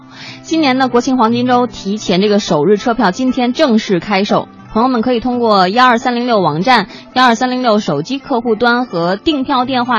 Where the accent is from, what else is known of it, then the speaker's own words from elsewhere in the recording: Beijing, China; 我是在石景山首钢医院出生的